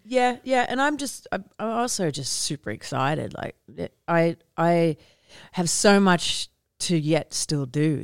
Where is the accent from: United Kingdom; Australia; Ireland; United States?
Australia; moved away; growing up in Australia